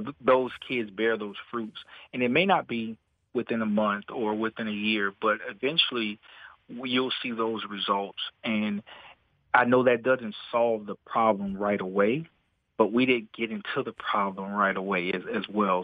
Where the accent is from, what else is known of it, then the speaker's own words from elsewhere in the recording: New Orleans, Louisiana, United States; moved away; growing up in the New Orleans area, in the fifth grade, I knew I was going to be a police officer